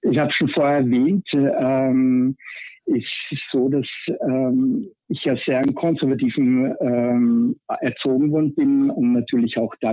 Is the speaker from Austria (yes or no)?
yes; Vienna, Austria; Ja. Ich komme aus Wien und bin 44 Jahre alt